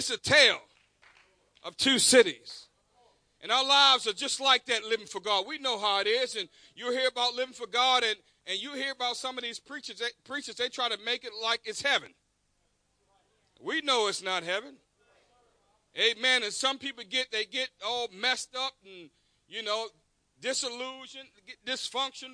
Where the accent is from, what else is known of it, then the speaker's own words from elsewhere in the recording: Baltimore, Maryland, United States; also born or lived in the South (US) / Middle River, Maryland / Harford County, Maryland; I was raised in Baltimore